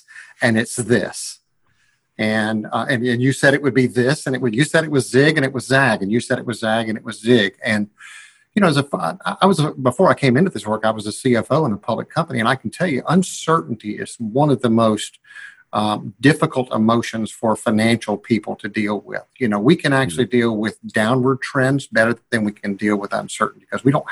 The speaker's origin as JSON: {"language": "English", "region": "Georgia", "country": "United States", "said": "I'm from Georgia."}